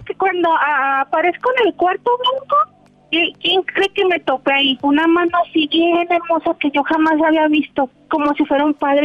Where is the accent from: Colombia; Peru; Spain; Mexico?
Mexico; Guadalajara, Jalisco; Yo soy aquí de, Guadalajara.